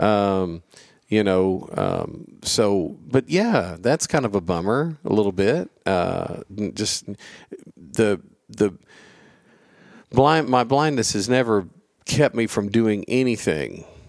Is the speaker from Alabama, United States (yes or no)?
yes; Gadsden, Alabama, United States; moved away; I grew up in Gadsden, Alabama